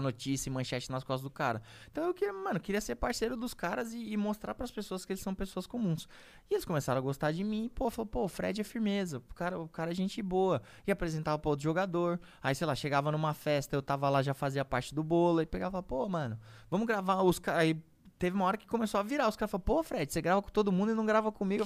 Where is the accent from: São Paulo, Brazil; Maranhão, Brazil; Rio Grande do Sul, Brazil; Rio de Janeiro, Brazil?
São Paulo, Brazil; minha quebrada da Vila Santa Catarina